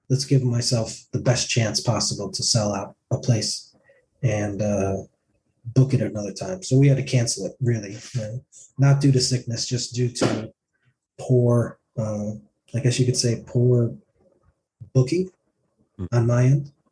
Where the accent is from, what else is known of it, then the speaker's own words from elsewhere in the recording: Tromsø, Troms, Norway; I'm from uh, Tromsø.